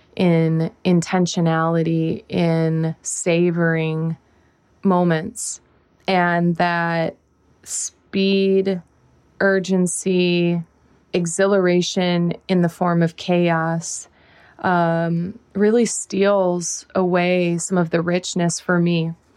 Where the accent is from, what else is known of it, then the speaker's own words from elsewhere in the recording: Whiting, United States; moved away; where I'm from, this is my hometown